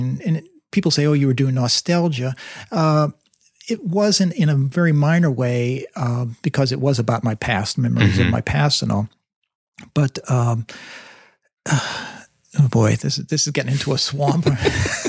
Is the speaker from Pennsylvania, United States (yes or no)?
yes; Sewickley, Pennsylvania, United States; moved away; I actually have gone back to my hometown in Swickley, Pennsylvania, which is north of Pittsburgh